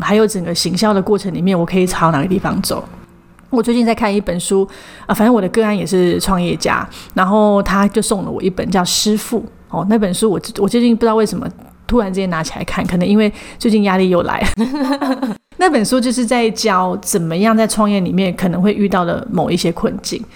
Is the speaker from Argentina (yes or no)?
no; Taipei, Taiwan; moved away as an adult; 因为我从小到大都在台北